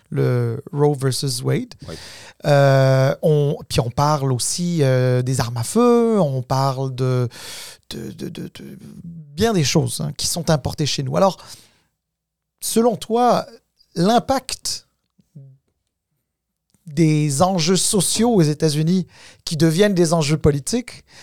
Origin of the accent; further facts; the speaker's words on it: Canada; Puis c'est très bien parce que nous sommes aussi des Nord-Américains, puis on veut savoir ce qui se passe euh, de l'autre côté